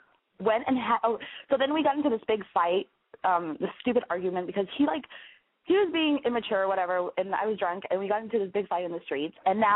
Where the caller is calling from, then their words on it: San Francisco, California, United States; I am calling from San Francisco.